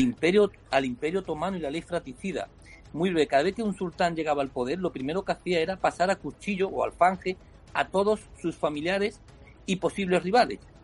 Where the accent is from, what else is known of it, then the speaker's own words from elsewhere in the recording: Spain; mi país